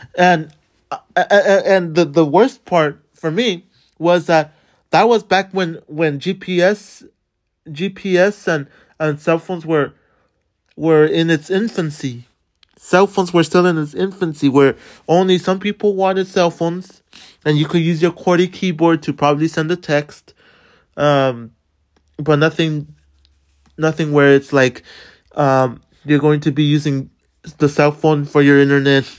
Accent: Los Angeles, California, United States; moved away; I grew up in, in Boyle Heights, California, which is in the Los Angeles area

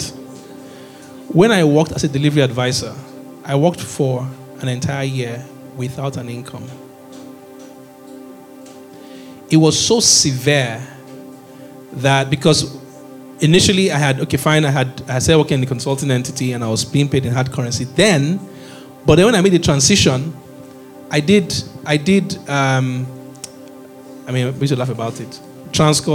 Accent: Nigeria; also born or lived in Edo / University of Benin; I'm as Nigerian as they come

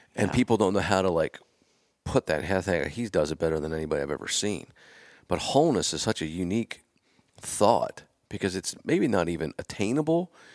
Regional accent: Pennsylvania, United States; I'm from Pennsylvania, so like I bleed blue and white

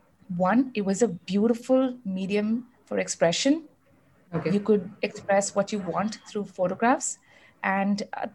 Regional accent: South India, India; born there; So, like you know, I was born in the South, and you know, I am North Indian. So I had kind of like the best of both worlds, the food from both worlds, the upbringing, the cultural, you know, enlightenment, all of that.

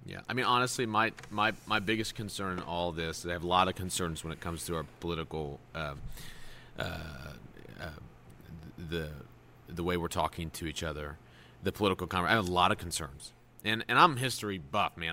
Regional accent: United States; as an American

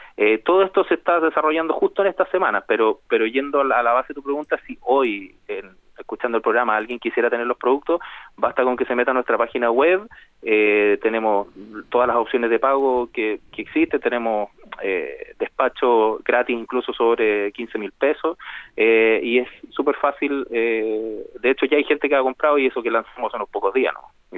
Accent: Chile; nosotros tenemos como chilenos

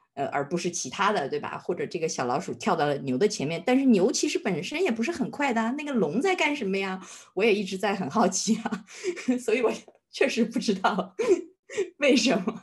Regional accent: Harbin, Heilongjiang, China; now in United Kingdom; 因为其实我是在哈尔滨出生的，我小的时候是在哈尔滨长大的

